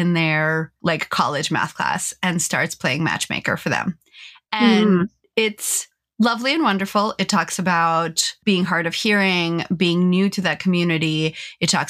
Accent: California, United States; as a Californian

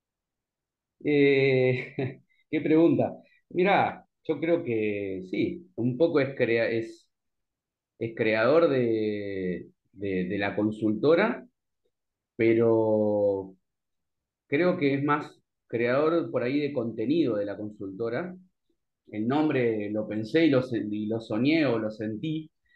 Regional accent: Santa Fe, Argentina; moved away; yo soy de Santa Fe, por ejemplo, vivo acá

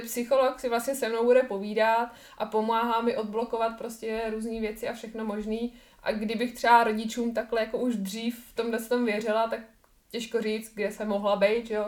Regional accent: Czechia; u nás v Čechách

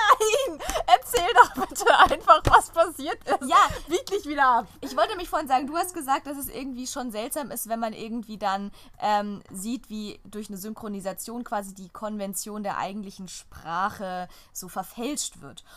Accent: Germany; first language German; wir als deutsche Muttersprachler

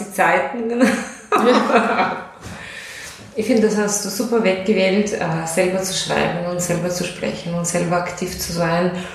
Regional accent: Russia; German is a second language; moved away as an adult; now in Austria; ich komme aus Russland. Ich wohne seit zwölf Jahren in Österreich.

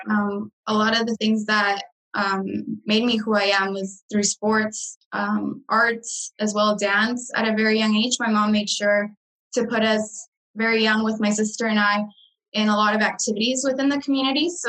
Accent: Canada; I grew up basically in Canada. So I was, I dove in right in with the knowing the language um, right away.

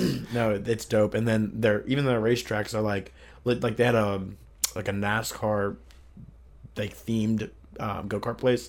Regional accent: Columbus, Ohio, United States; also born or lived in Sevierville, Tennessee / Pickerington, Ohio; I'm an Ohio boy, Columbus boy

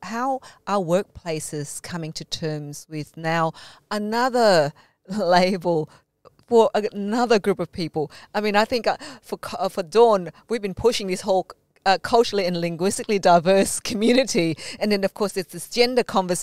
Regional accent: Malaysia; being Malaysian Chinese, but also, you know, the Anglo-Saxon name, that means you combine both worlds

